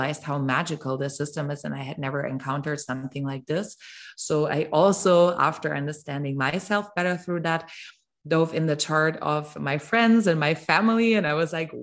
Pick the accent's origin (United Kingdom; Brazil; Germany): Germany; also born or lived in Mexico; I'm from Germany